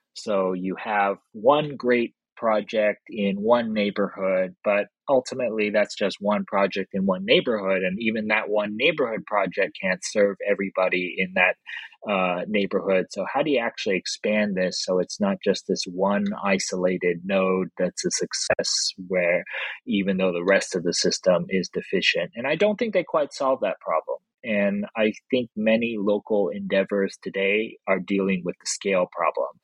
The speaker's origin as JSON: {"language": "English", "town": "Los Angeles", "region": "California", "country": "United States", "tie": "born or raised there", "said": "my hometown of Los Angeles"}